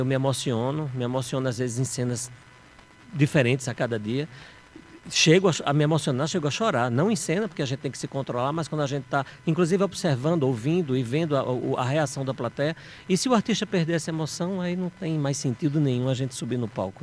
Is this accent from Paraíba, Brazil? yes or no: yes; João Pessoa, Paraíba, Brazil; moved away; also born or lived in Recife, Pernambuco; Paraibano com muito orgulho